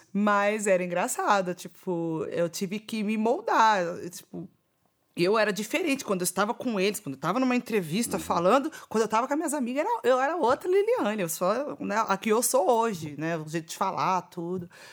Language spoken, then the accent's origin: Portuguese; São Paulo, Brazil; Que é um lugar onde eu nasci, cresci, vivi muitas coisas lá